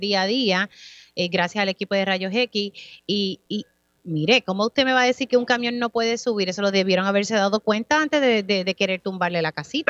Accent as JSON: {"language": "Spanish", "town": "Utuado", "country": "Puerto Rico", "said": "mi pueblo de Utuado"}